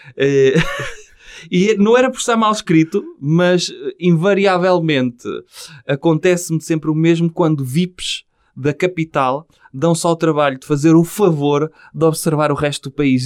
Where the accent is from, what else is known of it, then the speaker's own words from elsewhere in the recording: Portugal; sou português.